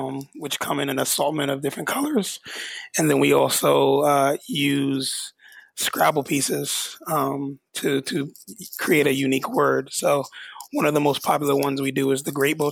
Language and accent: English; New York, United States; I'm born and raised in New York